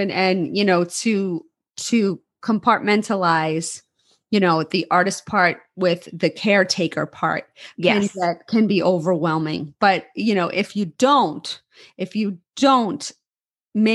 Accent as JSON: {"language": "English", "town": "New York City", "region": "New York", "country": "United States", "tie": "born or raised there", "said": "growing up in New York City, we would go out dancing till 4 in the morning"}